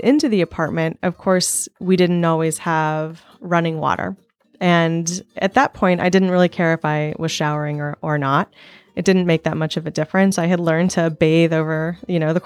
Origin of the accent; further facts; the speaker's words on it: Sullivan, Missouri, United States; I am from Sullivan, Missouri.